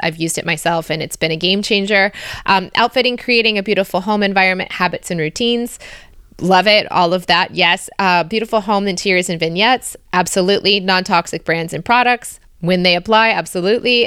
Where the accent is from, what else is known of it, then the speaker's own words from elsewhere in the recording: United States; also born or lived in Australia; now in Belgium; As an American living in Belgium